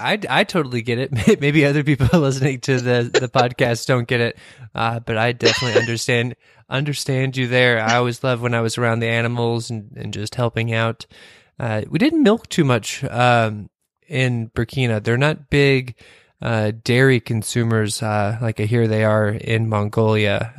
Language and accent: English; Kentucky, United States; I came from Kentucky